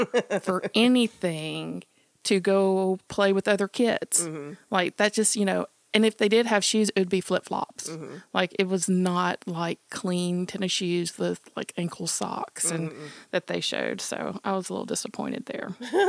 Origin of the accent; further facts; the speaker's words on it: the South, United States; growing up in the South in 70s and like rural area